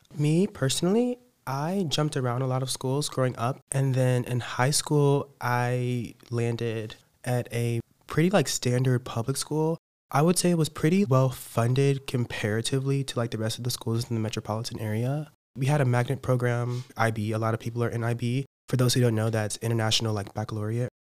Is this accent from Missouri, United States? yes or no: yes; Kansas City, Missouri, United States; moved away as an adult; I'm from Missouri, Kansas City, Missouri, like that area